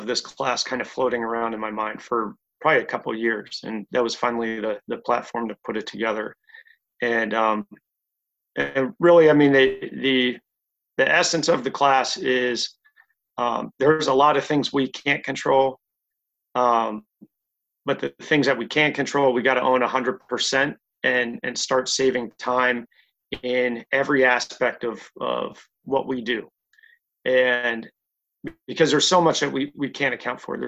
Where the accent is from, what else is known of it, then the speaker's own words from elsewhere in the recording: near Atlantic City, New Jersey, United States; I grew up in New Jersey, right next to Atlantic City